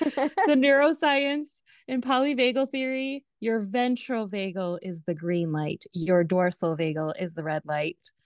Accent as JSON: {"language": "English", "town": "Los Angeles", "region": "California", "country": "United States", "tie": "born or raised there", "also_born_or_lived": "Kentucky", "accent": "Valley Girl", "moved": "yes", "said": "I grew up in the Valley. I grew up in the eight one eight area code"}